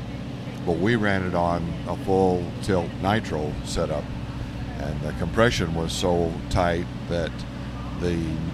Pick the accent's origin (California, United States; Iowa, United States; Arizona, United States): Arizona, United States; Phoenix; also born or lived in Sierra Vista, Arizona; I'm a native Arizona. My wife is also. Our kids all was born in Arizona, grew up in Arizona. We grew up in South Phoenix